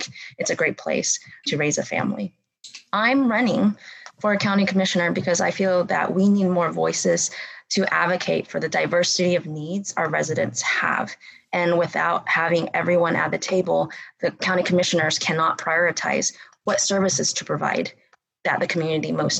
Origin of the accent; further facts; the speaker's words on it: Bryan, Texas, United States; moved away as an adult; also born or lived in Berkeley, California; I grew up here in Bryan College Station